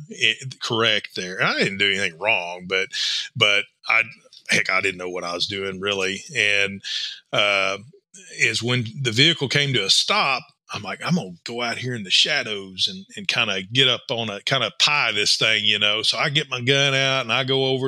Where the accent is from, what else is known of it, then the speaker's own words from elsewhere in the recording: Tulsa, Oklahoma, United States; I'm from Tulsa. You know, I'm a city guy